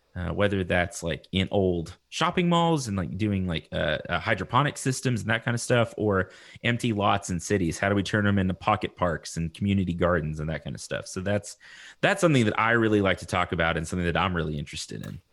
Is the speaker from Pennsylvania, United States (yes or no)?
no; Lubbock, Texas, United States; I'm from Texas